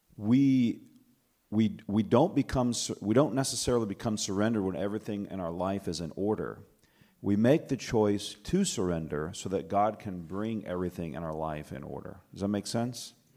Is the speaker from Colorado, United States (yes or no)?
no; Alabama, United States; now in Michigan, United States; I'm from Michigan. I grew up in Alabama, though, just about an hour and a half south of here